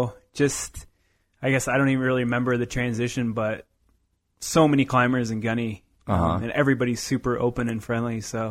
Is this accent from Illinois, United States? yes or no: yes; Normal, Illinois, United States; Yeah, so I grew up in the flatlands of Illinois, Normal, Illinois.